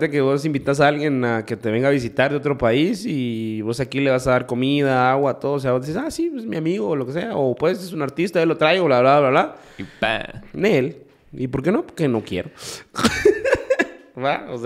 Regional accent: Guatemala; pero pronto soy guatemalteco, esto, esto, o sea, todo así como con detalles, ¿va?

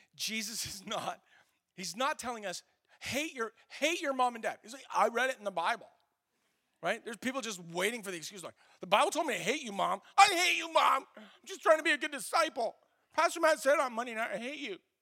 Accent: Canada; we're Canadian

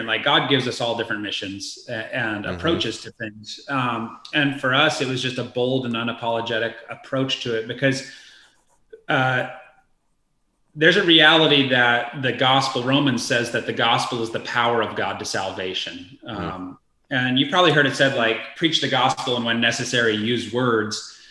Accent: Idaho, United States; also born or lived in Florida; I'm from Idaho

